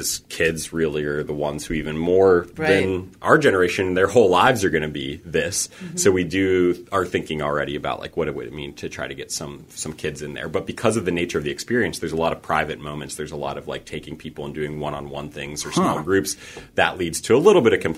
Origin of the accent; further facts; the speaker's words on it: Pittsburgh, Pennsylvania, United States; moved away as an adult; also born or lived in Boulder; Pittsburgh. This is my hometown